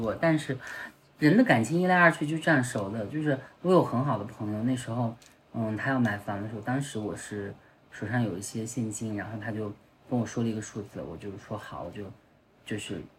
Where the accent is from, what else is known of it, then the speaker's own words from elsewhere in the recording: Ningxia, China; moved away as an adult; also born or lived in Changsha; now in Beijing, China; 至少我在宁夏